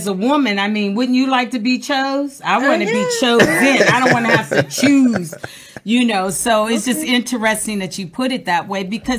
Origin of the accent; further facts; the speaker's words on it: Pittsburgh, Pennsylvania, United States; now in Los Angeles, United States; I'm from Pittsburgh, Pennsylvania.